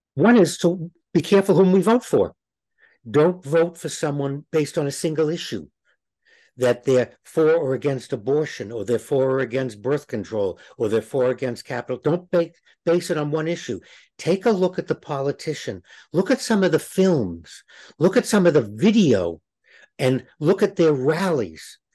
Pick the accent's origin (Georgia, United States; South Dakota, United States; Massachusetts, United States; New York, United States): Massachusetts, United States; Boston; Growing up in Boston, people wore crosses